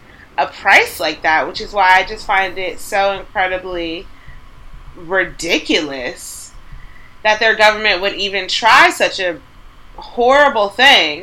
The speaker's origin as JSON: {"language": "English", "country": "United States", "said": "we're Americans"}